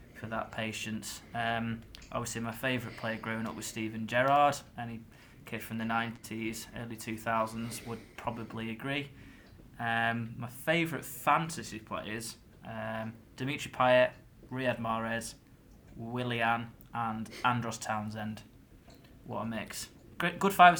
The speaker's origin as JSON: {"language": "English", "region": "the north of England", "country": "United Kingdom", "accent": "whiny northern", "said": "I've got a bit of a kind of like a whiny northern accent"}